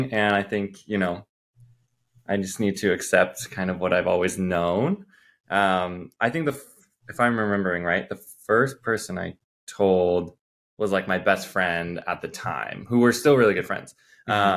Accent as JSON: {"language": "English", "region": "South Dakota", "country": "United States", "moved": "yes", "said": "I'm from South Dakota originally."}